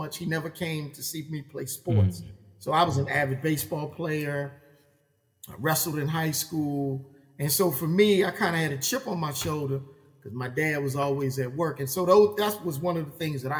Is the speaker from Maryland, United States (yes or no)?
yes; Baltimore, Maryland, United States; I grew up in West Baltimore